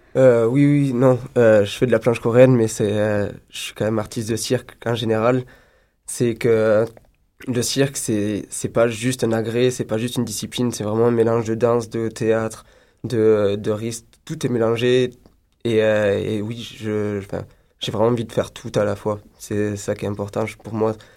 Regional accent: France; now in Montreal, Canada; je suis français

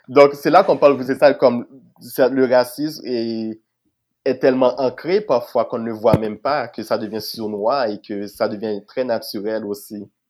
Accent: Haiti; now in Quebec, Canada; je venais d'Haïti

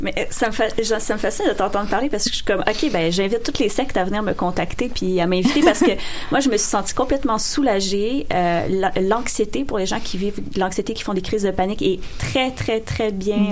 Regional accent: rural Quebec, Canada; j'ai grandi en région.

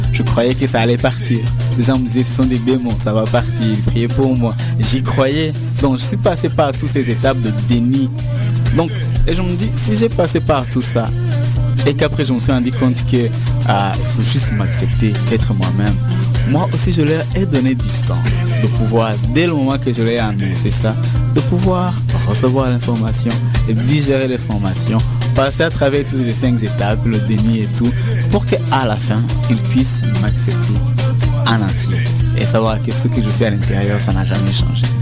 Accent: Rwanda; moved away as an adult; now in Montreal, Canada; je suis originaire du Rwanda. Je suis élevé ici au Québec en 1998, donc ça fait 15 ans.

